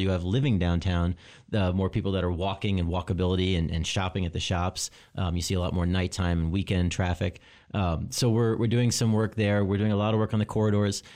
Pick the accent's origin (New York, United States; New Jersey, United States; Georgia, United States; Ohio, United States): New York, United States; Long Island; moved away as an adult; now in Lansing, United States; I grew up in New York. Uh, I grew up on Long Island